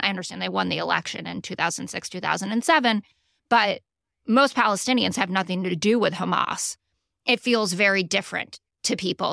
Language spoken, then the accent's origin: English; New York City, New York, United States; also born or lived in London; I grew up here in Manhattan